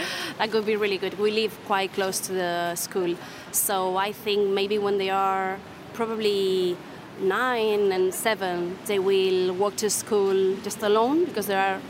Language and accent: English; Pontevedra, Galicia, Spain; English is a second language; I was born here in Pontevedra.